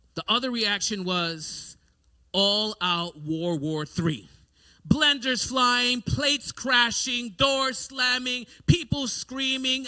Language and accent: English; New York City, New York, United States; growing up in New York City, we had to have some self defense mechanisms